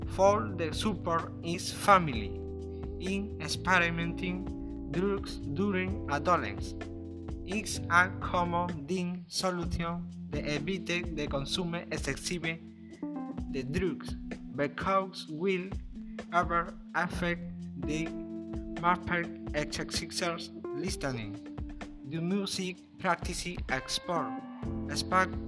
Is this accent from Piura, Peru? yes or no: yes; Talara, Piura, Peru; English is a second language; I am 16 years old. I am from Talara. My family is from Sullana.